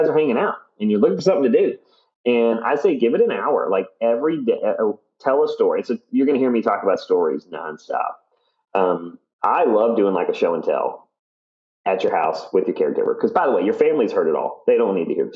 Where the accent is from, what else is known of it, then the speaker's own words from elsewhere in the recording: Virginia, United States; I grew up in Virginia, but my grandparents had a farm in Colorado